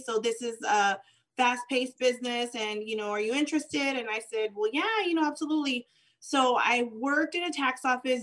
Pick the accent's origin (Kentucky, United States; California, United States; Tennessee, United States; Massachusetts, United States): California, United States; San Gabriel Valley; also born or lived in Tijuana, Baja California, Mexico; I was born in Tijuana, Baja California. I was brought into the States when I was, I think, about a year or so. So I grew up here